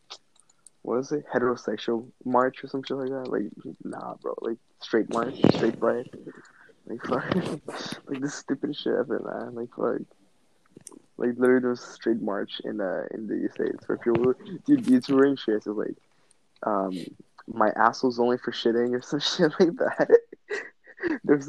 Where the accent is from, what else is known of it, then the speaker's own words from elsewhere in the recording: Canada; I'm Canadian. I love Canada. If someone asks me where you're from, I'll say I'm Canadian.